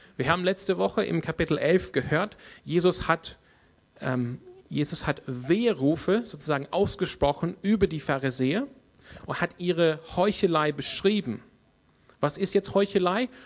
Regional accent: Australia; German is a second language; now in Freiburg, Germany; in meiner Heimat Australien

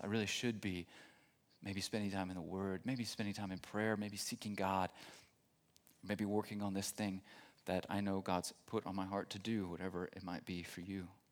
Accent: Texas, United States; moved away as an adult; now in Germany; I'm not originally from Germany, from Texas originally

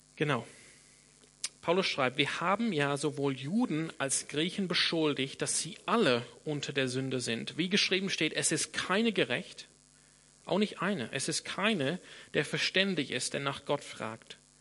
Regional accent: Sydney, New South Wales, Australia; first language English; German is a second language; moved away; ich komme aus Sydney in Australien. Das heißt, meine, meine Muttersprache ist Englisch

